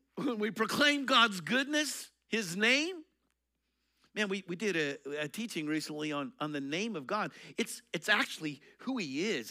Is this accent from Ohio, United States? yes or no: no; Eastern Colorado, United States; I grew up in Eastern Colorado.